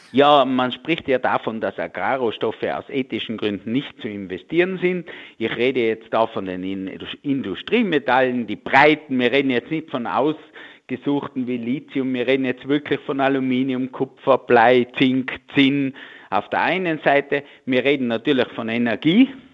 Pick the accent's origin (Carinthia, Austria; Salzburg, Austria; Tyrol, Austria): Tyrol, Austria; bei uns in Tirol